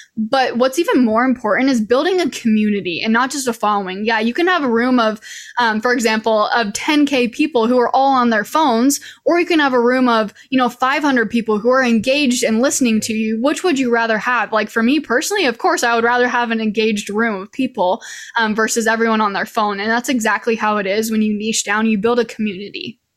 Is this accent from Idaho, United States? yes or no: yes; Idaho, United States; moved away as an adult; now in Utah, United States; I'm originally from Idaho. That's where I was born and raised, and I'm currently living in Utah